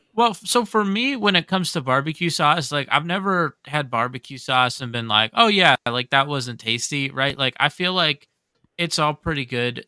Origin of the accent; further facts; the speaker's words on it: Pittsburgh, Pennsylvania, United States; also born or lived in Japan; I'm from Pittsburgh